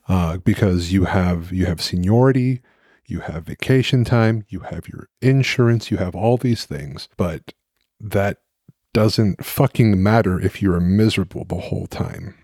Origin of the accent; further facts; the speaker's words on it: Dallas, Texas, United States; now in Maryland, United States; I am from Dallas